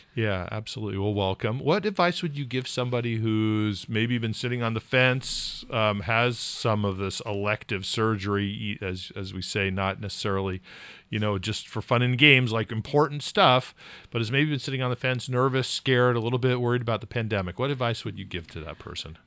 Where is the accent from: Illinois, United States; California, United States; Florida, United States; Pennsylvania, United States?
California, United States; now in New England, United States; I grew up in California